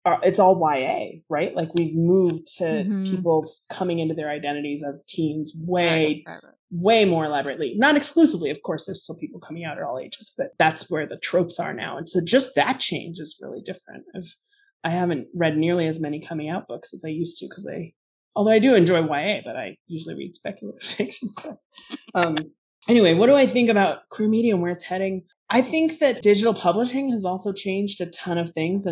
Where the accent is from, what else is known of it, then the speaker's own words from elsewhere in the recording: Alaska, United States; moved away; I grew up in Alaska. I left home in the 90s.